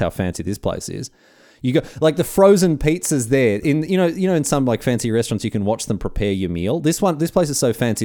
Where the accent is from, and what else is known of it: Australia